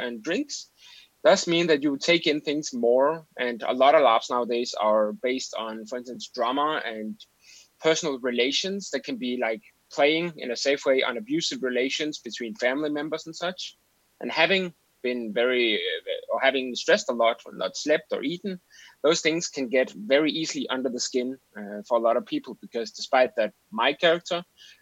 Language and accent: English; Denmark; from Denmark, 34 years old.